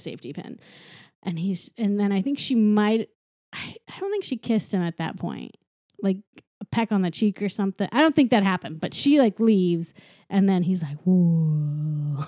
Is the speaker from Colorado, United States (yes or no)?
no; St. Louis, Missouri, United States; my hometown